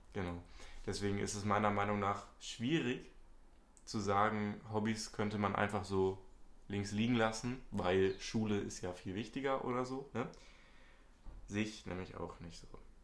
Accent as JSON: {"language": "German", "region": "Hamburg", "country": "Germany", "said": "bin auch 18 Jahre alt, komme aus Hamburg, ebenfalls Schüler"}